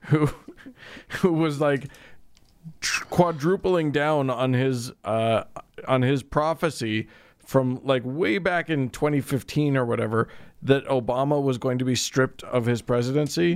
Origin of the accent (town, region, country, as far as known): United States